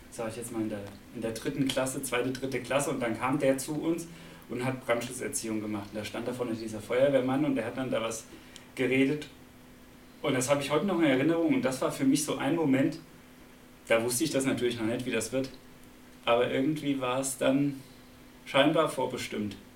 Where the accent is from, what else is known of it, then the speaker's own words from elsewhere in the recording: Braunfels, Hesse, Germany; now in Rastatt, Germany; Also, ähm, ich komme ja eigentlich aus Mittelhessen, aus der Nähe von Gießen, aus Braunfels.